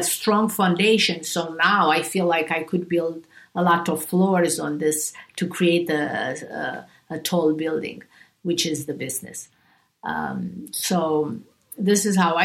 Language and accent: English; Romania; also born or lived in Beverly Hills; now in United States; I grew up in Romania